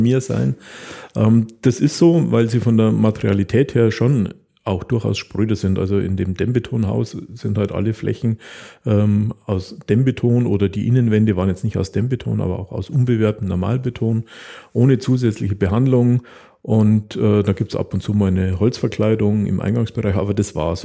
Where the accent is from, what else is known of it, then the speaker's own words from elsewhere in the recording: Taching, Bavaria, Germany; für die Bauern in der Umgebung ähm, von Tanning, wo ich herkomme, Scheunen gebaut